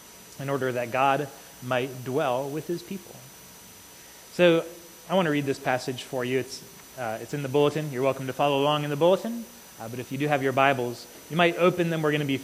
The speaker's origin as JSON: {"language": "English", "country": "United States", "said": "for us as American Christians"}